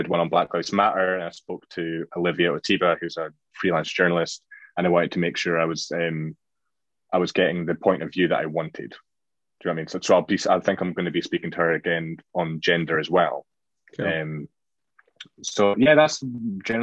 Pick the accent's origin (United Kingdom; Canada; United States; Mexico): United Kingdom; Scotland; being Scottish